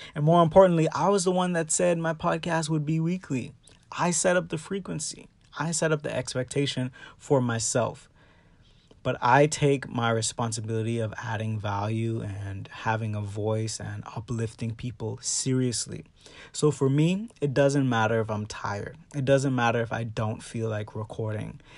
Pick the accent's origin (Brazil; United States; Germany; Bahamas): Bahamas; my hometown of the Bahamas